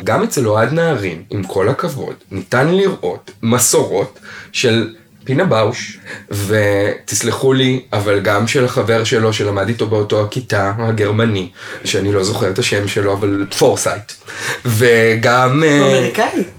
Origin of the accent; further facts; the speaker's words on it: Israel; אני גדלתי בישראל ולמדתי במגמה בתיכון